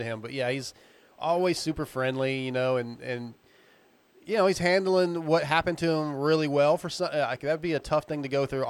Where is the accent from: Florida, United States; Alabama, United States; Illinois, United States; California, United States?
California, United States; San Diego; now in East Texas, United States; I was born in San Diego, so at heart I'm a Cali guy, but I've been in East Texas for 20 years